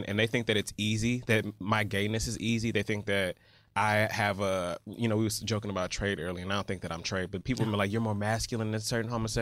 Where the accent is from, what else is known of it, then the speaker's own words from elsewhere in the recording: Atlanta, Georgia, United States; I grew up in Atlanta, gay mecca